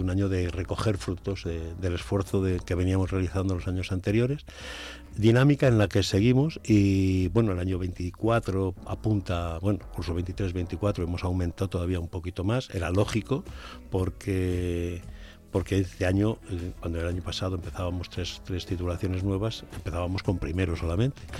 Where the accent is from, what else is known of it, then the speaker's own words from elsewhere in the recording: Puebla de Sanabria, Castile and León, Spain; algunas cosas de la historia de mi pueblo